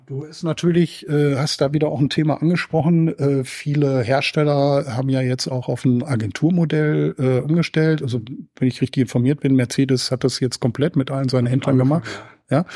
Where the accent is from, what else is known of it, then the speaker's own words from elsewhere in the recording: Germany; hier bei uns in Deutschland